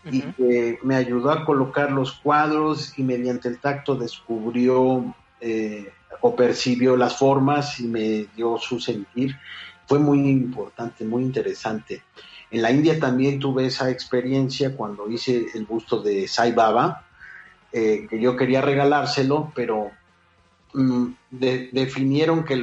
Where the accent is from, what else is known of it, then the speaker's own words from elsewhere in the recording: Mexico; pues ya sabes cómo somos los mexicanos